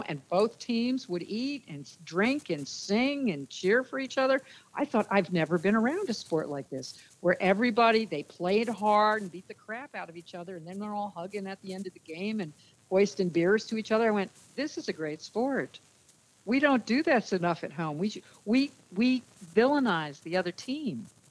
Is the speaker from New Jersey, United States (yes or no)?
yes; New Jersey, United States; I grew up in New Jersey